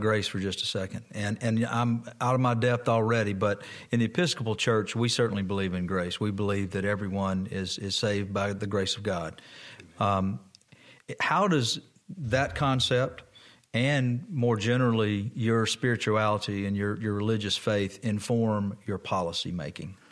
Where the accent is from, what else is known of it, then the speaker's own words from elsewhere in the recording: Moss Point, Mississippi, United States; also born or lived in Hancock County, Mississippi; I went to kindergarten at the First Baptist Church in Moss Point